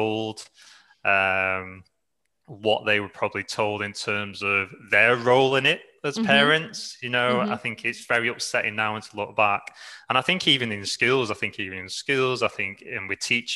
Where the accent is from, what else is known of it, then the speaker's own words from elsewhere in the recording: Manchester, North West England, United Kingdom; moved away as an adult; also born or lived in Dublin, Ireland / New Zealand; now in Australia; I'm from England, from the UK, from the north, a place called Manchester. I lived there almost throughout my entire life